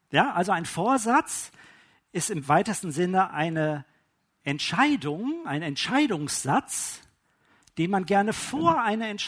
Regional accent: Witten, North Rhine-Westphalia, Germany; born there; Ne, ich äh, bin gebürtig aus Witten an der Ruhr. Ja, das ist im Ruhrgebiet äh, und da ist von die Sprache ist das anders.

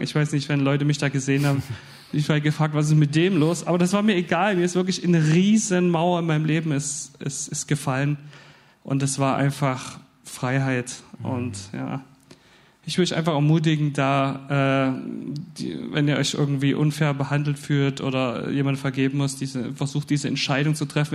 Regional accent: Dresden, Saxony, Germany; moved away as an adult; ich komme aus Dresden

